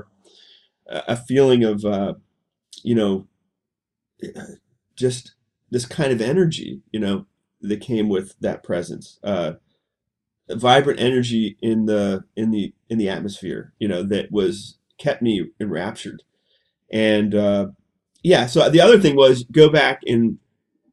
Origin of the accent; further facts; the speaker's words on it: Pittsburgh, Pennsylvania, United States; moved away as an adult; I grew up in Pittsburgh